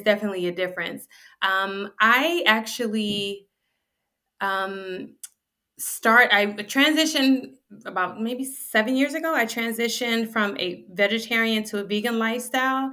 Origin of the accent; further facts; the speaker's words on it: Cleveland, Ohio, United States; also born or lived in Panama; I was born in Panama. We left Panama, my family and I, when I was very young. We settled in Cleveland, Ohio when I was in elementary school, first grade